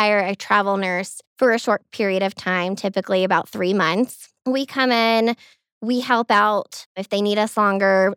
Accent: Commerce, Georgia, United States; accent: Georgia; now in Denver, United States; I'm from outside of Athens area.

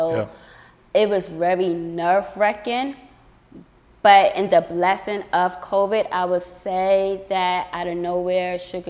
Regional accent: Queens, New York, United States; now in North Carolina, United States; So I'm from Queens, New York. I'm from Queens, New York. My family, they're from all over the world. Grandma from Bermuda. My dad is from Barbados. Grandpa from Guyana.

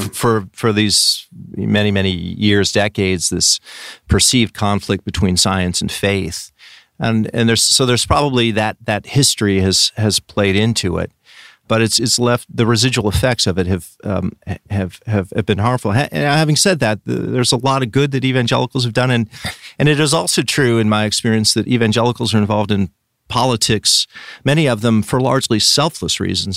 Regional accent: Richland, Washington, United States; I grew up in, in a city called Richland, which is on the east side of the state, Washington State

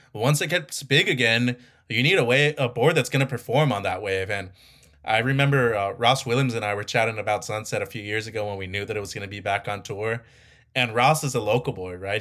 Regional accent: Mazatlán, Sinaloa, Mexico; my hometown of Mazatlan

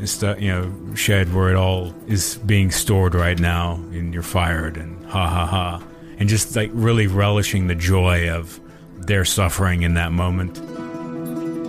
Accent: Austin, Texas, United States; Growing up in Austin

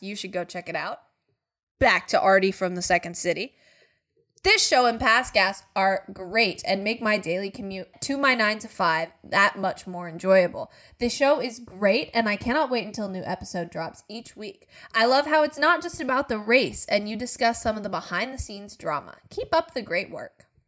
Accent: United States; I'm an American

